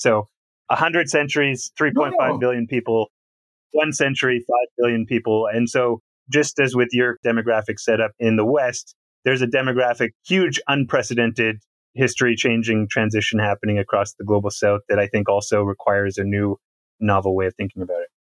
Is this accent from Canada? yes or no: yes; Canada; I'm from Canada